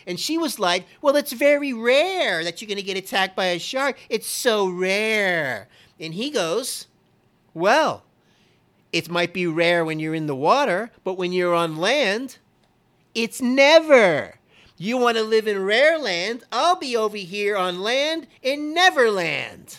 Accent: Kendall, Florida, United States; We lived kitty corner to where I was born in Kendall, right right diagonal, you could hit it with a rock, Baptist Hospital

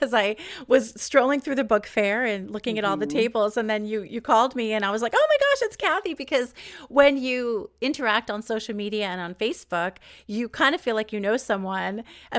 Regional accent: East Coast, United States; we're both from the East Coast

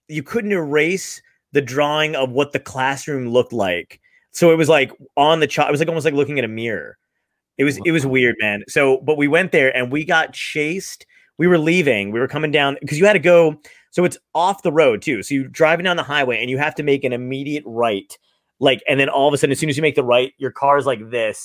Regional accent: New Jersey, United States; I grew up in New Jersey, and we have the weird New Jersey magazines

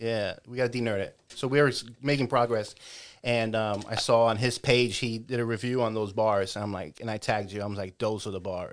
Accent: New York City, New York, United States; first language English; moved away; growing up in the Bronx

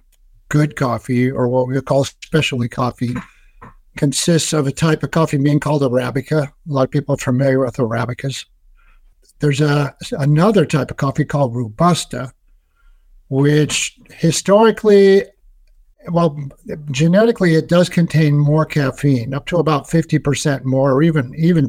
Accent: Seattle, Washington, United States; my hometown in Seattle

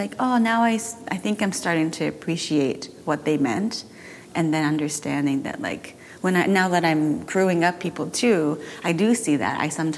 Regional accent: Tokyo, Japan; also born or lived in Belgium / Washington, D.C.; I was born in Japan. From 2 to 5, I was in Belgium. No, in D.C., Washington, D.C., then 5 to 9, I went back to Japan, and 9 to 12, I was in Belgium, and I went to a British school there.

